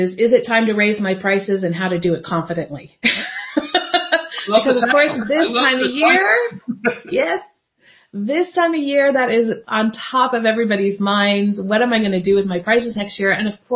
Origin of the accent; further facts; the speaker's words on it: United States; now in Europe; Being an American living in Europe